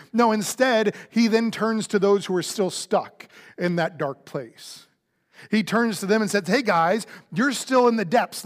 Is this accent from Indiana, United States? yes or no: no; Florida, United States; now in Houston, United States; I grew up in Florida